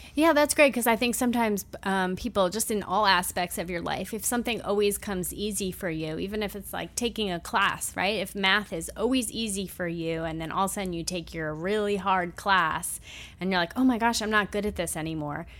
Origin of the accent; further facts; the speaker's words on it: Massapequa, New York, United States; East Coast soccer girl from Massapequa, Long Island